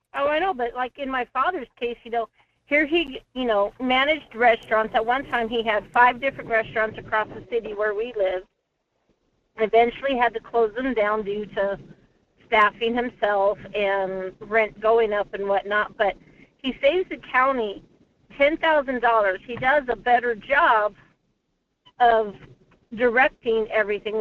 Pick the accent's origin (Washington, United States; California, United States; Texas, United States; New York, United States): Texas, United States; now in Anchor Point, United States; I grew up in Texas